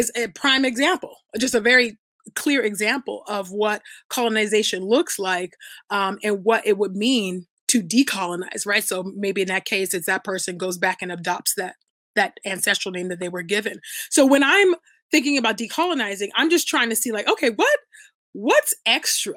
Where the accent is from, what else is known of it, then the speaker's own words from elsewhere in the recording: United States; also born or lived in Nigeria (ancestry, Ibibio); I'm from the Abibio tribe in Nigeria. I was born here in America, but that's where my parents are from